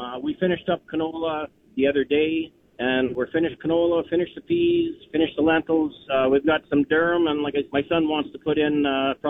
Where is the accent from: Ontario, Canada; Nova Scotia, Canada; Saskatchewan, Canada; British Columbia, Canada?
Saskatchewan, Canada; Yorkton; also born or lived in Radville, Saskatchewan; I'm from Yorkton. My dad and I, we farmed west of Yorkton, and the prices sure weren't like this back in the 70s.